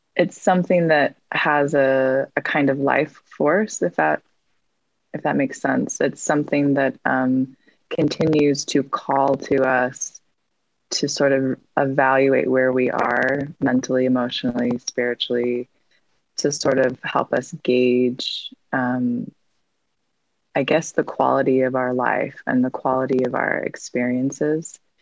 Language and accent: English; Salt Lake City, Utah, United States; I grew up in Salt Lake and I currently live in Salt Lake as well.